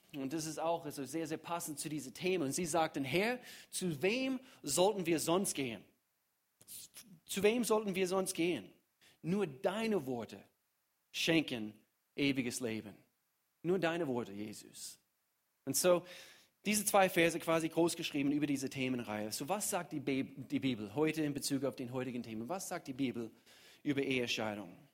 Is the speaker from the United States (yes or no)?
yes; United States; German is a second language; now in Germany; ich komme aus den Staaten